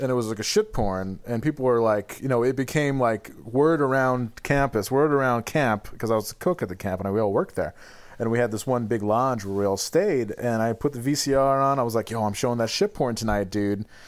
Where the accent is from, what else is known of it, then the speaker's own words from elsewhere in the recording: Glens Falls, New York, United States; moved away; I just have absorbed the spirit of my hometown